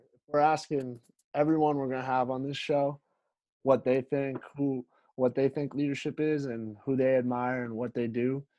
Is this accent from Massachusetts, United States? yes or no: yes; Framingham, Massachusetts, United States; also born or lived in Wayland, Massachusetts; I'm from Framingham, Massachusetts, but went to Wayland High School.